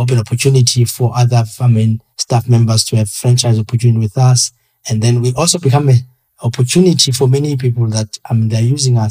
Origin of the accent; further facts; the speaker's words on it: Queenstown, Eastern Cape, South Africa; moved away as an adult; also born or lived in Khayelitsha; now in Cape Town, South Africa; I come from the Eastern Cape in Queenstown, next to Mandela's village in Tat